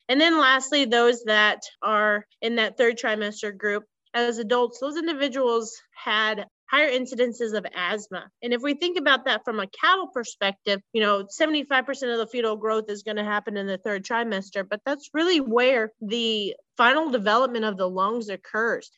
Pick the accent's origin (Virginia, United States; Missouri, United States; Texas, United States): Missouri, United States; Central; I grew up in Central Missouri about 20 miles south of Jefferson City, Missouri, on a small cow calf operation